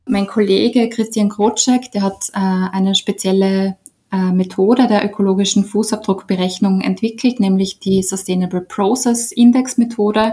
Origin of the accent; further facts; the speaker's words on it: Austria; bei uns in Österreich